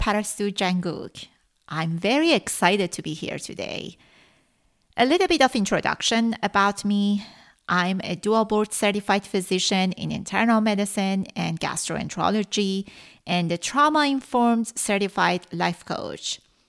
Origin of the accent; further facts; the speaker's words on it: Iran; first language Persian; English is a second language; Farsi is my mother language, and by now I have 35 episodes out.